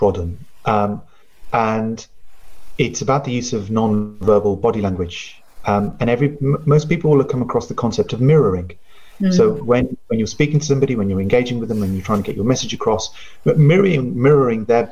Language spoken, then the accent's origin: English; United Kingdom; first language Punjabi; English is a second language; being British born